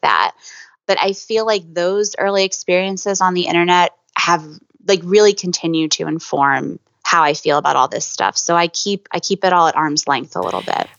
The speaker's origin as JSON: {"language": "English", "region": "Pennsylvania", "country": "United States", "moved": "as an adult", "lives_now": "New York, United States", "said": "I'm from Pennsylvania, sort of halfway between New York and Philadelphia."}